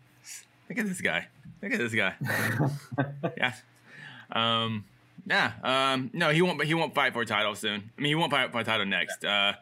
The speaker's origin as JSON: {"language": "English", "town": "Houston", "region": "Texas", "country": "United States", "said": "I'm from Houston, Texas."}